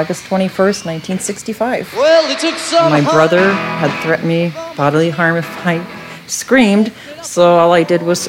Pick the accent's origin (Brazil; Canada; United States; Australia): United States; Duluth, Minnesota; I'm from Duluth, Minnesota.